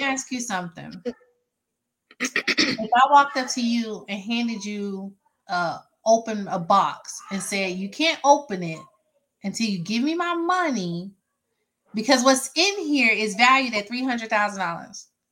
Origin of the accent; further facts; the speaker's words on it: Mississippi, United States; now in Georgia, United States; I live in Georgia, but I'm from Mississippi